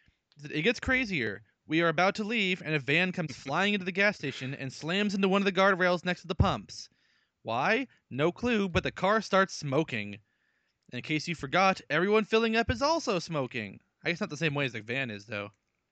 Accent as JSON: {"language": "English", "region": "Arkansas", "country": "United States", "tie": "born or raised there", "said": "Happened literally minutes ago in my home state of Arkansas."}